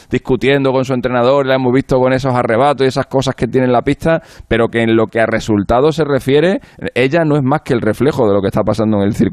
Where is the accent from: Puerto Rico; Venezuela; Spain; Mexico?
Spain; Pasa que Garbiñe, como es nuestra, como es española, como nos representa y tal, les prestaban más atención